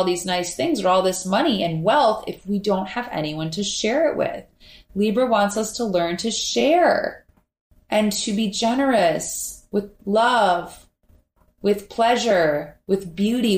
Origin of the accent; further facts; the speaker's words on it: Minneapolis, Minnesota, United States; now in Miami, United States; I'm from Minneapolis, and up there, fall is the most beautiful time of year.